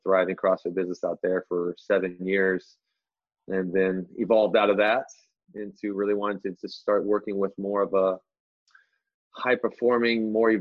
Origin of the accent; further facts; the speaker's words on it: Anchorage, Alaska, United States; moved away; also born or lived in Las Vegas; Born and raised in Alaska, Anchorage, Alaska